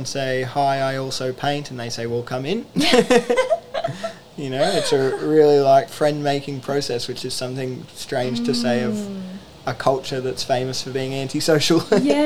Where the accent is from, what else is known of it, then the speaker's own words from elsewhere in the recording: Port Stephens, New South Wales, Australia; my hometown, like in Port Stephens